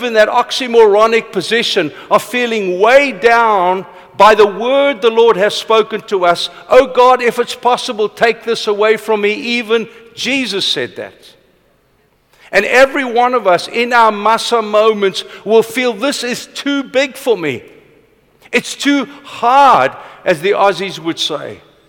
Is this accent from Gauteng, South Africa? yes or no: yes; Vanderbijlpark, Gauteng, South Africa; I was born in Vanderbijl Park. My father was a boilermaker. My opa worked on Eskom for 30-something years